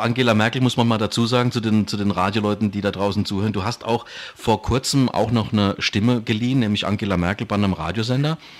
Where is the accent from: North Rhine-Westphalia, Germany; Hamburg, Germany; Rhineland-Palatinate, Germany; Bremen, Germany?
Rhineland-Palatinate, Germany; Ludwigshafen; accent: Palatine; Ich bin pelzig, ich komme aus Ludwigshafen am Rhein